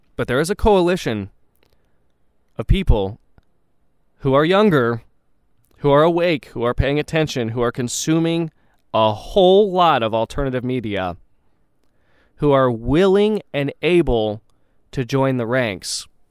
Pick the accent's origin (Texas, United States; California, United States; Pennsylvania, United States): Texas, United States; I say this as a Texan